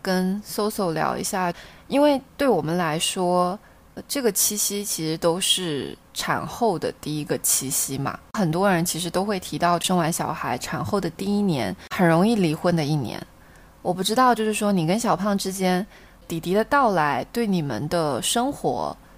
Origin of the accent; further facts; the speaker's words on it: Xiamen, Fujian, China; 厦门的一些风俗习惯